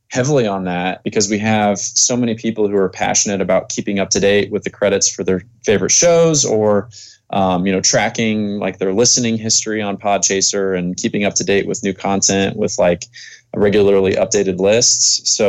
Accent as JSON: {"language": "English", "region": "Indiana", "country": "United States", "said": "I'm actually in Hawaii for the next few months, but I came from Indiana."}